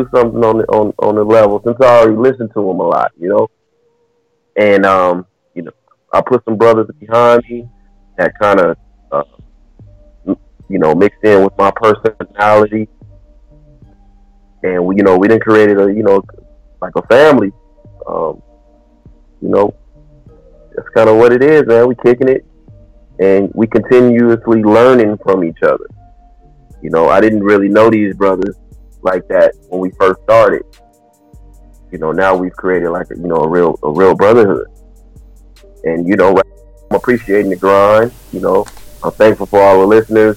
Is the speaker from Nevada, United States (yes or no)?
yes; Las Vegas, Nevada, United States; we are from Vegas, you know. 702 is our area code.